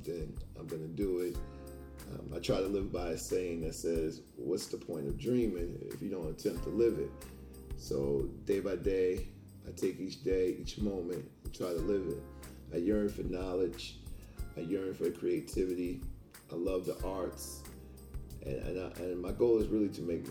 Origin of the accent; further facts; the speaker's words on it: Hempstead, New York, United States; also born or lived in Maryland; now in Philadelphia area, United States; I'm from Hempstead, New York